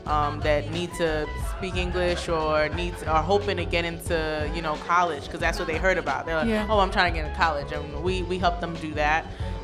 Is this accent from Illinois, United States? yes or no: no; New York City, New York, United States; I'm from Brooklyn, born and raised.